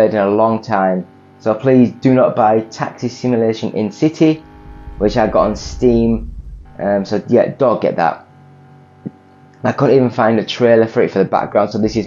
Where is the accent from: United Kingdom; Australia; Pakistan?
United Kingdom; England; I'm English